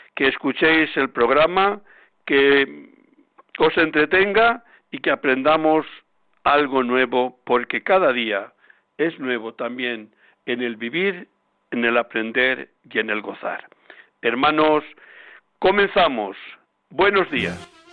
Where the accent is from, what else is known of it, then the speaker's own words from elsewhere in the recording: Palencia, Castile and León, Spain; now in Madrid, Spain; Hace días he estado por mi tierra de Palencia